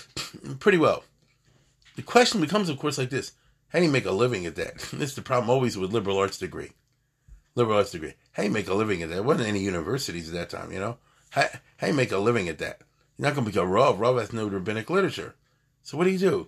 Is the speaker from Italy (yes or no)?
no; United States; I'm American too